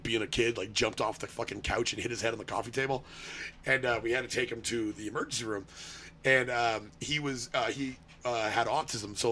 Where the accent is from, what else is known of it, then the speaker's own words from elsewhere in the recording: Austin, Texas, United States; my hometown in Austin